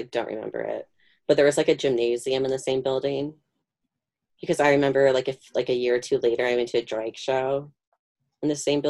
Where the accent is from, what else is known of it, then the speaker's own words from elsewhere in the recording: Illinois, United States; we're from Chicago suburbs, and, like, we're sporty